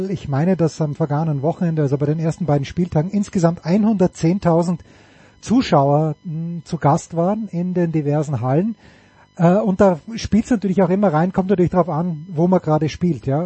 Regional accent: Austria; Aber als Österreicher bin ich natürlich ein gebranntes Kind

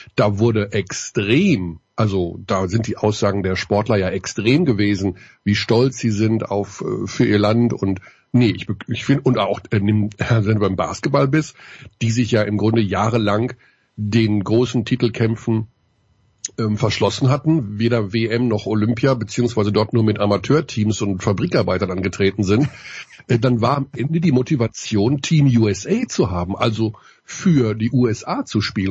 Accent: Germany; als Deutscher

